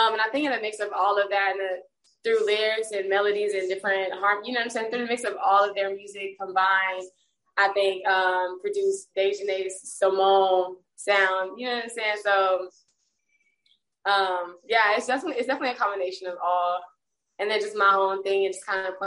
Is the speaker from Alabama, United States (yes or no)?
yes; Birmingham, Alabama, United States; moved away as an adult; now in Atlanta, United States; I'm from Birmingham, Alabama. I'm not even from Atlanta. I moved here back in, or last year actually, 2021.